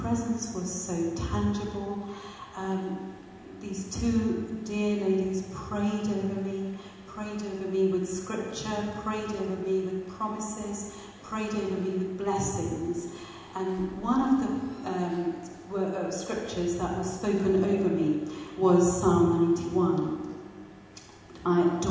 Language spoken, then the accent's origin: English; Pakistan; moved away; I was born and brought up in Pakistan